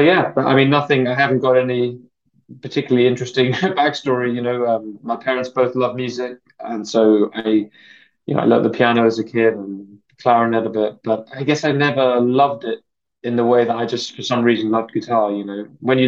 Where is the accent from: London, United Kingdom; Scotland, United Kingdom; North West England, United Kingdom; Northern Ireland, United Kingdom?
London, United Kingdom; I grew up in London, so I'm a Londoner